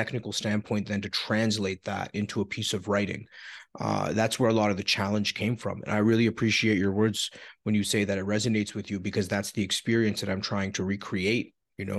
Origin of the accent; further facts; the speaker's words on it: Toronto, Ontario, Canada; I was born in Scarborough